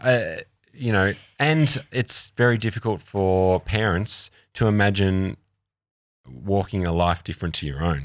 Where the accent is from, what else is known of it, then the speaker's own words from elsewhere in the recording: Australia; also born or lived in London / New York; I'm an Australian